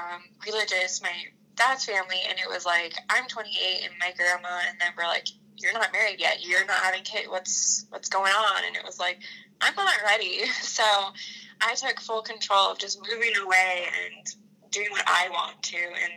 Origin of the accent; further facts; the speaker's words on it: Washington, United States; also born or lived in Idaho; So I grew up in Washington and Idaho. So I spent school years in Washington, summers in Idaho